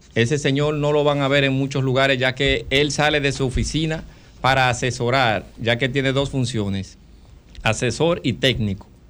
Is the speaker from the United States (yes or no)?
no; Dominican Republic; como dominicanos